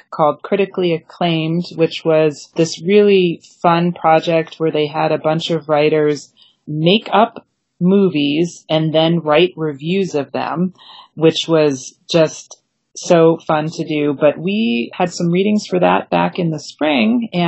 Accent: Maine, United States; moved away; It brought me back to my home state. And also, I can tell you, my first job was working at the little seafood restaurant in my village.

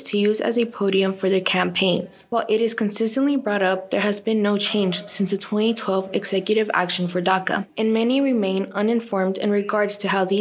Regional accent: Texas, United States; also born or lived in Veracruz, Mexico; I was born in Veracruz, Mexico, but was raised in Texas

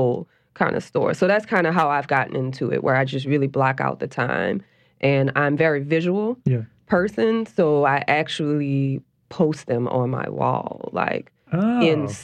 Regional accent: New Orleans, Louisiana, United States; I grew up in New Orleans, and altars and shrines are a real big part of the culture here.

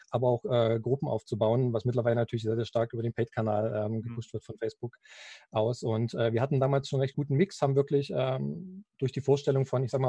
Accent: Halle an der Saale, Saxony-Anhalt, Germany; now in Leipzig, Germany; ich bin äh, 34 Jahre und einer der Gründer von Baby Sweets. Ähm, komme gebürtig aus Halle an der Saale. Aktuell wohne ich in Leipzig

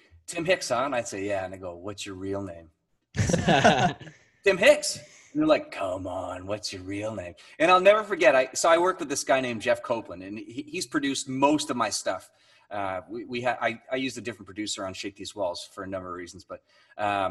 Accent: Niagara Falls, Ontario, Canada; now in St. Catharines, Canada; I grew up in Niagara Falls. I live in St. Catharines.

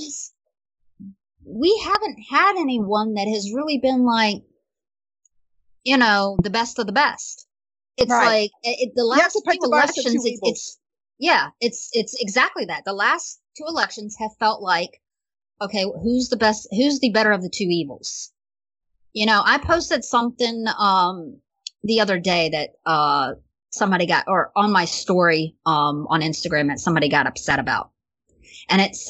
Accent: Virginia, United States; moved away as an adult; now in California, United States; my home state. You know, I love Virginia

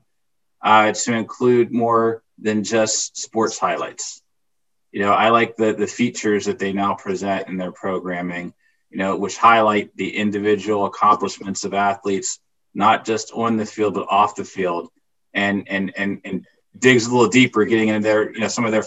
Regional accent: Plum, Pennsylvania, United States; also born or lived in Washington, D.C.; Grew up outside of Pittsburgh, an area called Plumborough, which is east of Pittsburgh.

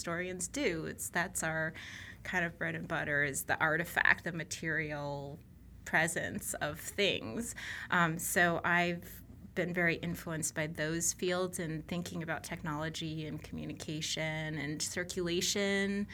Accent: Boston, Massachusetts, United States; I grew up in the Boston area

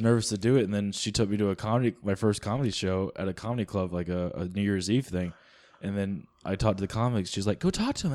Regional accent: the South, United States; I'm from the South

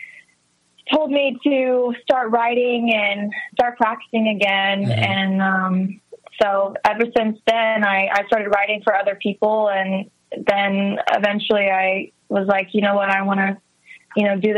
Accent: Texas, United States; I grew up on a horse farm in a really small town in Texas

